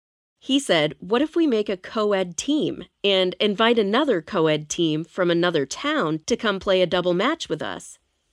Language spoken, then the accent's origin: English; Andrews, Texas, United States; First, I need to take you to my hometown. Andrews, Texas is one small town in West Texas where everything is about oil and gas.